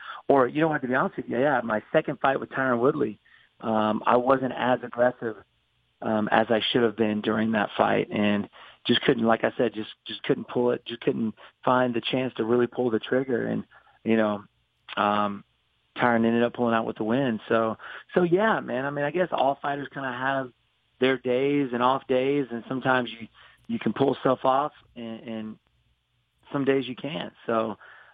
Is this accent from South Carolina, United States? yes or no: yes; Greenville, South Carolina, United States; That's where I was born and raised.